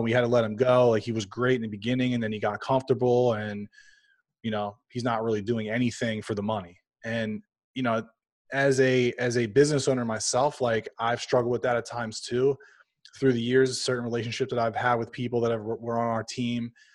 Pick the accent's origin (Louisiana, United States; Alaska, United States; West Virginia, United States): Louisiana, United States; also born or lived in suburbs of Philadelphia; now in Philadelphia, United States; I'm actually from Louisiana